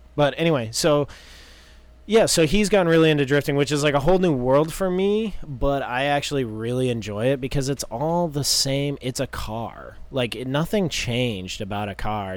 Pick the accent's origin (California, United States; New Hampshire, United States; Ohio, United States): New Hampshire, United States; Tamworth; now in North Carolina, United States; we're from Tamworth, so it's like anywhere is a haul.